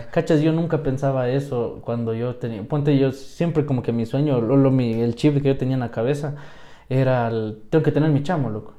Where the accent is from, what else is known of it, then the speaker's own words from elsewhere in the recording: Quito, Pichincha, Ecuador; soy quiteño, nacido en el sur, criado